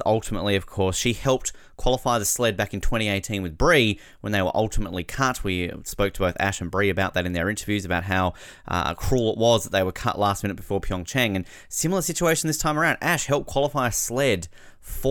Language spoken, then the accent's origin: English; Australia; as an Australian